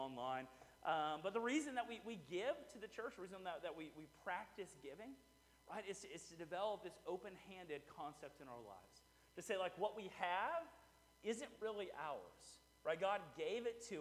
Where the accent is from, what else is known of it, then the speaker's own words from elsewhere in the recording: Houston, Texas, United States; moved away as an adult; now in Rockdale, United States; I'm from the suburbs of Houston. And so, like, I grew up in a very, like, transient society